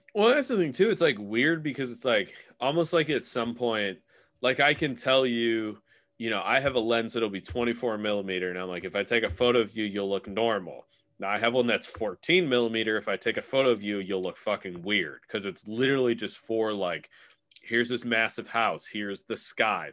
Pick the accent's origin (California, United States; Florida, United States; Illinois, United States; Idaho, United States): Illinois, United States; I'm from Illinois.